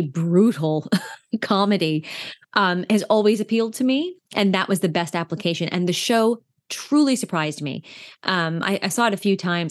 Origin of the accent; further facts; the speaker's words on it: New York, United States; as an East Coast New Yorker who knows exactly where Putnam County is